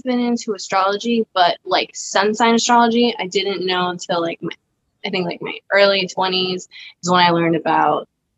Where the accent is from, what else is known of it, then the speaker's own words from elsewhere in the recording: Cambridge, Massachusetts, United States; now in Rhode Island, United States; I grew up in Cambridge, Mass, which is like a very diverse city